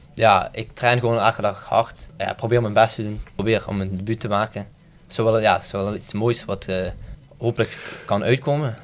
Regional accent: Maasmechelen, Flanders, Belgium; now in Dilsen, Belgium; ik woon in Delsen, maar ik ben opgegroeid in Maasmechelen

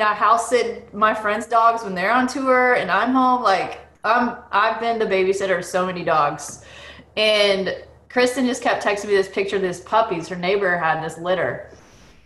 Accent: Boston, Massachusetts, United States; I was born in Boston, and the reason why they were there is because they were helping a church in Lowell, Massachusetts

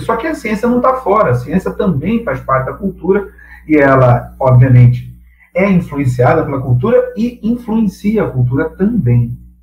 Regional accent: Brazil; nós somos brasileiros

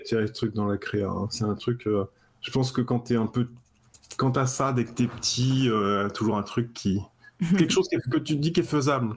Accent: Cherbourg, Normandy, France; moved away as an adult; also born or lived in Paris; je viens de Cherbourg, en fait. Donc j'étais Cherbourg, en Normandie, tout ça, dans mon petit coin avec euh, mon port et puis euh, mes bars

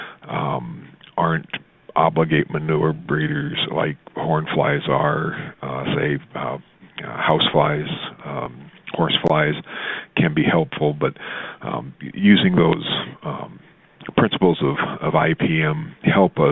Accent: Southwest, United States; I grew up in the Southwest, and I was probably 20 before I lived in a house

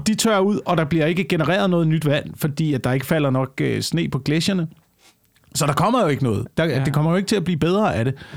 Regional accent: Denmark; nær min hjemstavn op ved, op ved Tisø øh, på Vestjylland

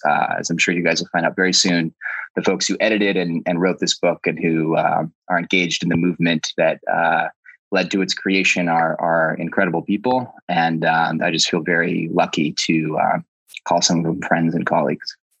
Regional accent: Oakland, California, United States; also born or lived in British Columbia, Canada (ancestral nations); I grew up in in Oakland, California.

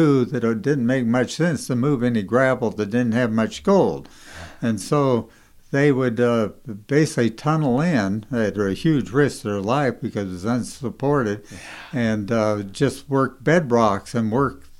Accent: Idaho, United States; I was from Idaho

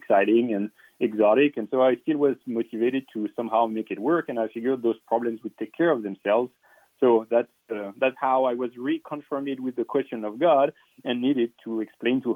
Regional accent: France; moved away; I grew up in France

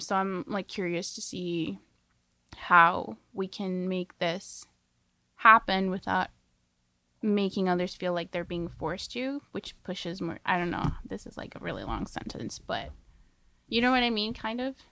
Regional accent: Coquitlam, British Columbia, Canada; I'm from Coquitlam

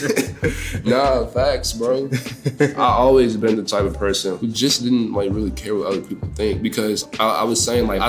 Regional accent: Prince George's County, Maryland, United States; now in Washington, D.C., United States; I'm from PG County, Maryland, but it's like DMV, DC, it's like the same thing

